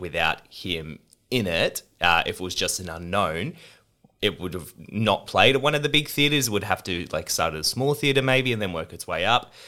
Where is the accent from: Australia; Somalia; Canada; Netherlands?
Australia; also born or lived in United Kingdom; as Australians